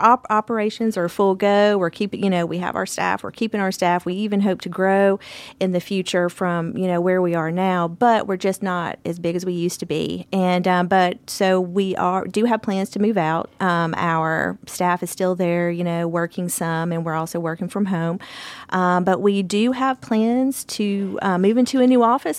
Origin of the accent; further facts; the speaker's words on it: Bartlett, Tennessee, United States; moved away as an adult; now in Columbia, United States; I am a Tennessean, a native Tennessean. I am originally from Bartlett, Tennessee. Uh, it's a suburb of Memphis.